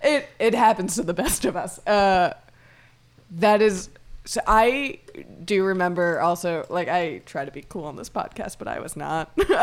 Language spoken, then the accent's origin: English; Florida, United States; I grew up in Florida